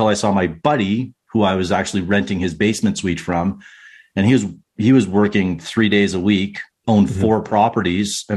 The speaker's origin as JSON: {"language": "English", "town": "Whitecourt", "region": "Alberta", "country": "Canada", "tie": "born or raised there", "lives_now": "Calgary, Canada", "said": "growing up in Whitecourt, so small town just outside of, I say just outside, 2 hours outside of Edmonton"}